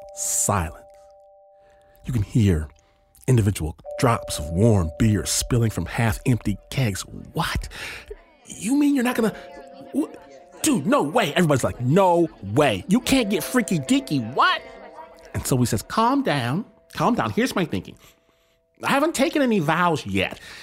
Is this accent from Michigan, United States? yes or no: yes; Michigan, United States; I'm from Michigan, not LA, not New York